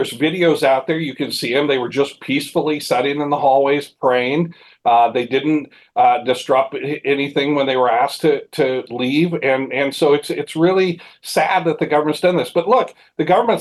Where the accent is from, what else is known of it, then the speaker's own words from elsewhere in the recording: Mount Juliet, Tennessee, United States; My hometown, Mount Juliet, Tennessee